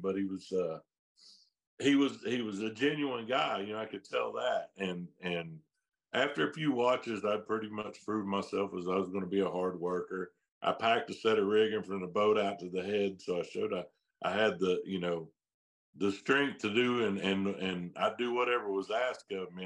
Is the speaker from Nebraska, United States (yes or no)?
no; Hobart, Oklahoma, United States; my hometown, specifically from Hobart